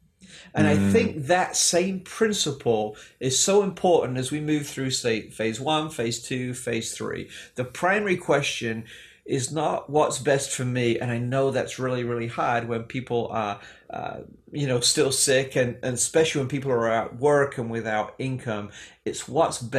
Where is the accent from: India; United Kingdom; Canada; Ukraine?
United Kingdom; England; now in United States; Growing up in England